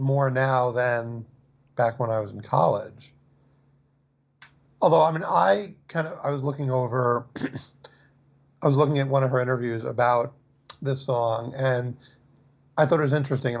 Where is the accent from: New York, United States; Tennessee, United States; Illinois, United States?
New York, United States; New York City; I'm not from Long Island, but I'm from New York City